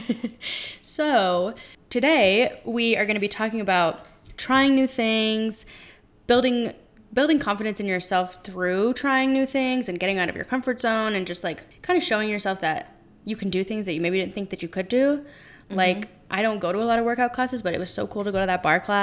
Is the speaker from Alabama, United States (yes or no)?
no; Colorado, United States; we're both from Colorado, born and raised